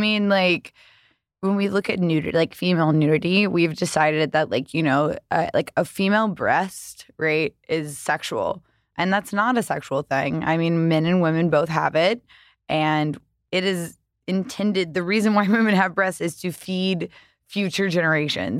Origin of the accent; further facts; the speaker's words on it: the South, United States; I grew up in the South